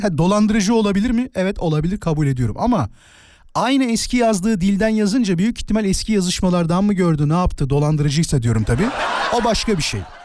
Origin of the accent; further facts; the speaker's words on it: Turkey; klasik Türk'üm.